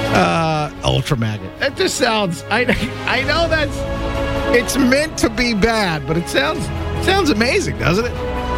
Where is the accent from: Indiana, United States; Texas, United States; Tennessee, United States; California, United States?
Indiana, United States; Evansville; Evansville, Indiana. That's my hometown